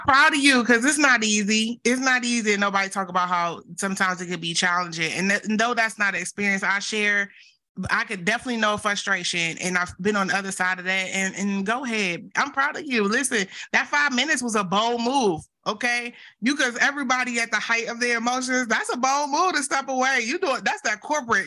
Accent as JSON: {"language": "English", "region": "the South", "country": "United States", "accent": "Southern", "said": "with all my Southern accent"}